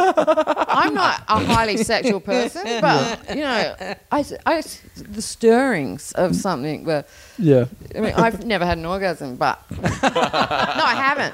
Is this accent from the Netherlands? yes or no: no; Australia; I'm Australian.